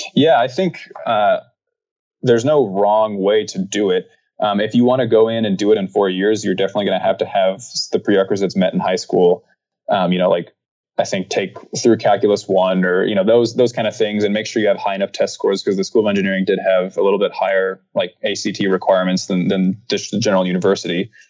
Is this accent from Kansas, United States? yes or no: yes; Wichita, Kansas, United States; moved away as an adult; now in Phoenix, United States; I grew up in Wichita, Kansas